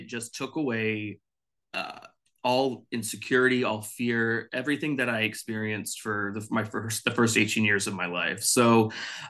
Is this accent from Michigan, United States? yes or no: no; Dallas, Texas, United States; now in Los Angeles, United States; I'm originally from Texas, Dallas specifically, but I live in Los Angeles now.